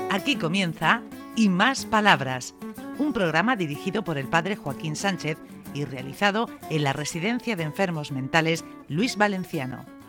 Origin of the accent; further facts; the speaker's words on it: El Palmar, Region of Murcia, Spain; Yo soy de aquí, del pueblo, del Palmar.